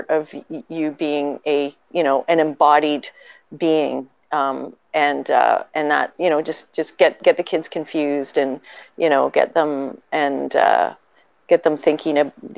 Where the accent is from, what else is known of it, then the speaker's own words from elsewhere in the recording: Canada; as a Canadian